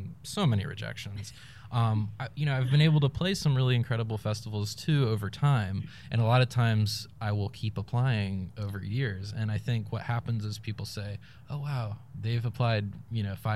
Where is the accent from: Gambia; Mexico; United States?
United States; Raleigh, North Carolina; the Raleigh I grew up in is very much gone